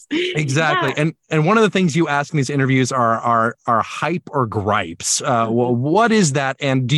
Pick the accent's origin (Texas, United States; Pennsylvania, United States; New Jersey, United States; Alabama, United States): Alabama, United States; now in Chicago, United States; I'm originally from Alabama, and the opera scene in Alabama is not the same as it is in Chicago.